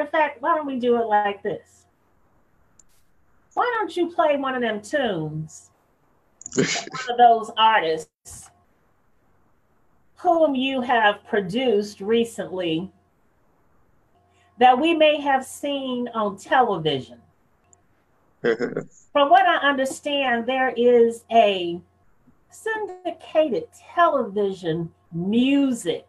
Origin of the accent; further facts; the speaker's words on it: San Francisco, California, United States; I was growing up in San Francisco, California, where I'm from